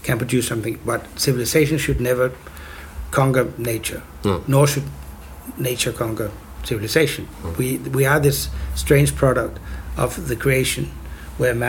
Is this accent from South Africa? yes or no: no; Copenhagen, Capital Region of Denmark, Denmark; in Copenhagen, which is sort of, you know, my hometown